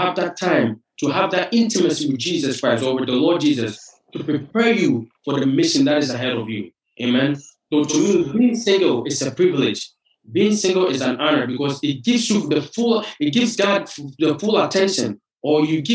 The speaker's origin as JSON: {"language": "English", "country": "Ghana", "moved": "as an adult", "lives_now": "United States", "said": "I'm originally from Ghana, West Africa."}